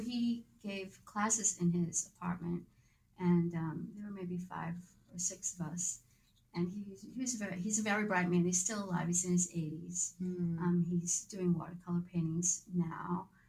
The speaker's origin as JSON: {"language": "English", "town": "Haverhill", "region": "Massachusetts", "country": "United States", "tie": "born or raised there", "also_born_or_lived": "Boston / Berkeley, California", "moved": "as an adult", "said": "I was born in Haverhill."}